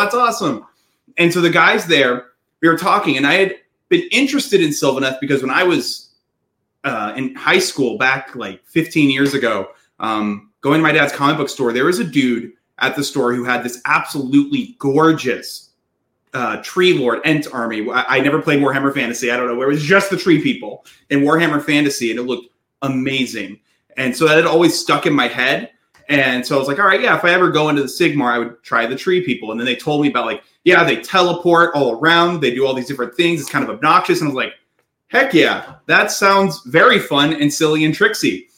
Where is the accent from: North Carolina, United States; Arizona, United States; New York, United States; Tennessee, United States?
Tennessee, United States; Nashville; I'm from Nashville, Tennessee